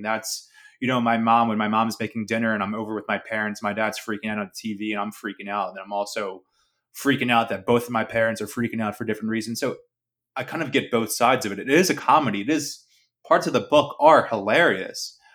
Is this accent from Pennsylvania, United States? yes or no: yes; Philadelphia, Pennsylvania, United States; the kids I grew up with in South Philly